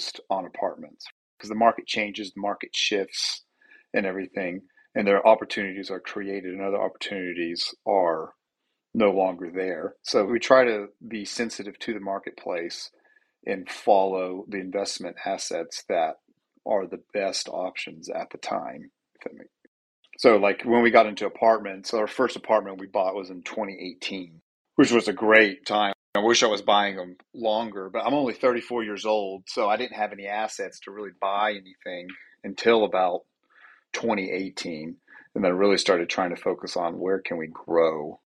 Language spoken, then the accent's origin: English; Knoxville, Tennessee, United States; also born or lived in Farragut, Tennessee; Born and raised in Knoxville, went to Farragut High School